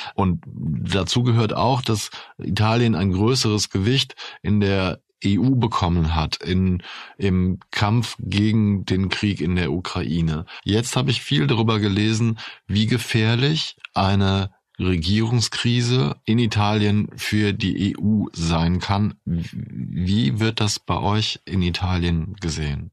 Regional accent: Germany; Ich bin ja Deutscher

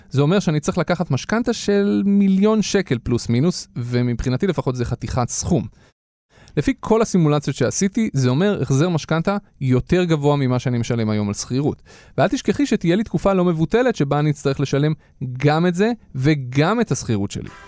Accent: Petah Tikva, Central District, Israel; אני גדלתי בפתח תקווה נגיד, זה שזה עיר תחת.

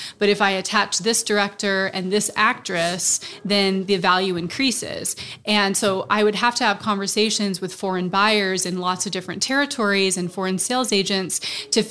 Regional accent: Austin, Texas, United States; moved away; I'm actually from Austin. I went to University of Texas. So this is kind of a coming home

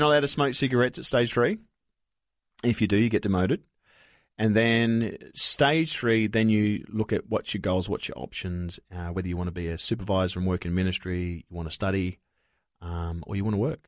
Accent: Broken Hill, New South Wales, Australia; born or raised there; also born or lived in Wilcannia, New South Wales

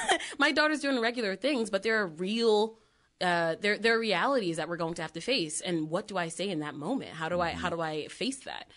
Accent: Connecticut, United States; we're from Connecticut

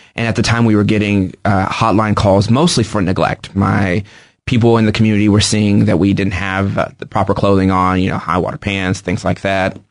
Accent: Kansas City, United States; I grew up in Kansas City. I've lived here my whole life.

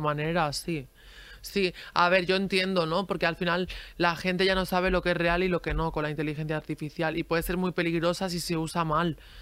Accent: a village in Granada, Andalusia, Spain; also born or lived in Girona, Catalonia; yo nací en Gerona, pero me he criado, me criado en, un pueblo de Granada

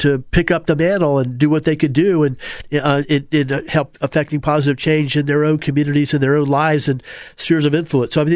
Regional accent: Apopka, Florida, United States; I grew up in the South

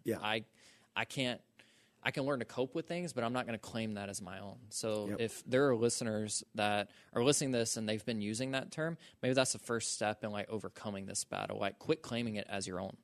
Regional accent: Social Circle, Georgia, United States; I'm from Social Circle, Georgia

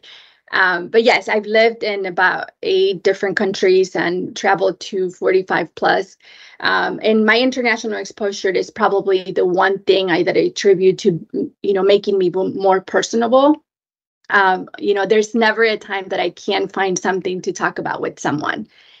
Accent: Mexico; also born or lived in Japan; now in Washington, D.C., United States; I grew up in Mexico

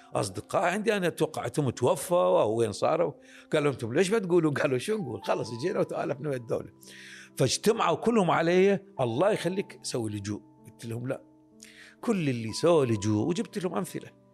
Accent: Iraq; عندنا بالعراق

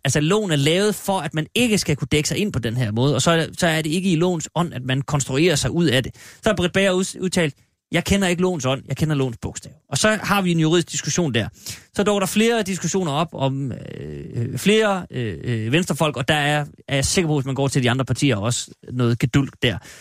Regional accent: Denmark; jeg er faktisk fra Jylland

